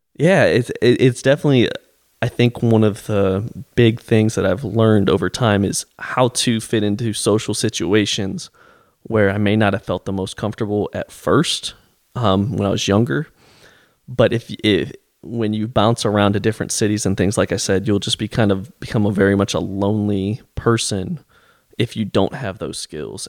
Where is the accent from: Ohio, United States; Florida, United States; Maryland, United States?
Ohio, United States; Canton; moved away; I grew up in Canton